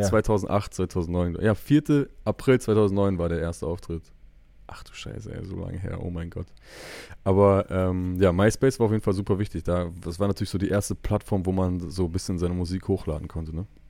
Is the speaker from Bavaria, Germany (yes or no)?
no; Bielefeld, North Rhine-Westphalia, Germany; als Bielefelder